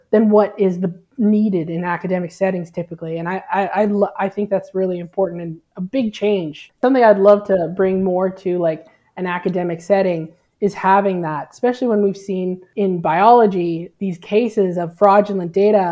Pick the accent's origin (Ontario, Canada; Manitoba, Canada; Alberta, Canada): Alberta, Canada; moved away as an adult; now in New Brunswick, Canada; I grew up in Alberta and that's where I did my PhD